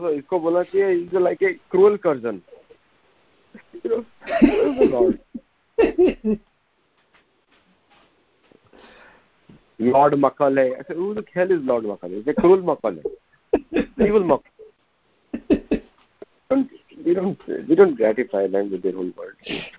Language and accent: English; Solapur, Maharashtra, India; I'm from India. I'm from Solapur, Maharashtra.